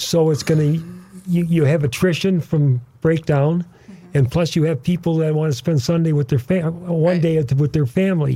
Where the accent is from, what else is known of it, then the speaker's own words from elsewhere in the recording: Saint Germain, Wisconsin, United States; also born or lived in Chicago, Illinois; now in Illinois, United States; I was raised in northern Wisconsin in Saint Germain